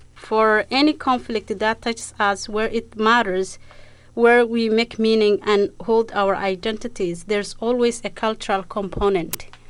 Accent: Somalia; moved away; I'm from East Africa, Somalia

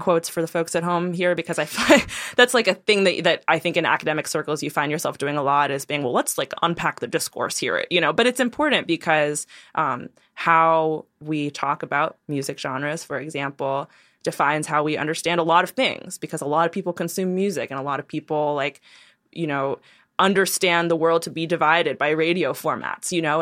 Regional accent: New York City, New York, United States; I'm from Brooklyn, New York

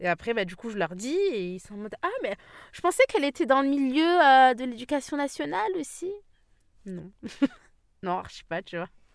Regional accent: Île-de-France, France; j'ai grandi en France

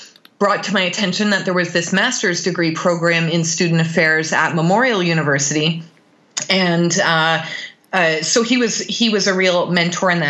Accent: Bowmanville, Ontario, Canada; I grew up in Bowmanville, Ontario, which is about an hour east of Toronto. Small town.

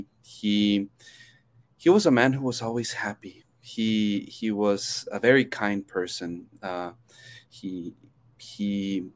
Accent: Chihuahua, Mexico; also born or lived in United States; now in El Paso, United States; So actually, I grew up in Mexico. I was born in the States, but then grew up in Chihuahua City

